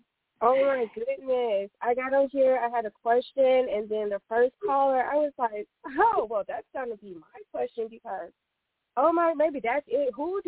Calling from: Los Angeles, California, United States; I am calling from Los Angeles.

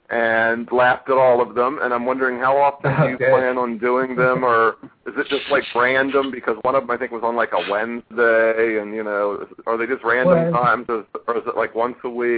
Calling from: Washington, District of Columbia, United States; calling from Washington, D.C.

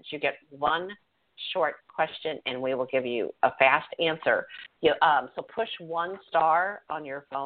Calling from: New York, United States; New York.

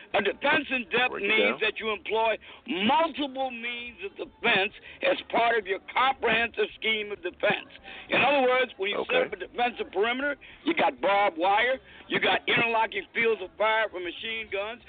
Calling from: Georgia, United States

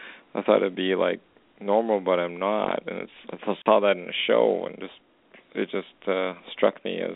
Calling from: Edmonton, Alberta, Canada; I'm actually calling from Edmonton, Alberta, Canada.

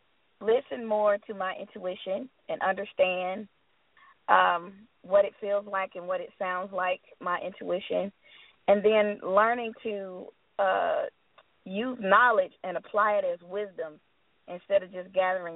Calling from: Tucker, Georgia, United States; I'm calling from Tucker, Georgia.

